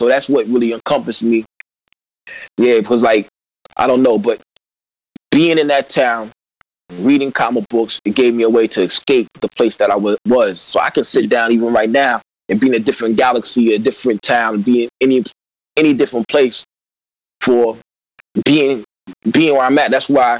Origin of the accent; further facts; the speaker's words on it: De Soto, Missouri, United States; moved away; also born or lived in Louisville, Kentucky; I was born in Louisville, Kentucky. You know what I'm saying? I was raised in a small town, population of 5,000, DeSoto, Missouri. My father's a pastor.